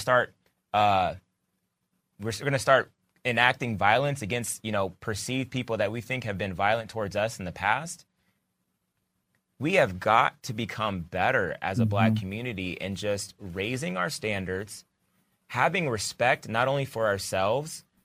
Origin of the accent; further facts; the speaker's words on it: United States; I'm an American.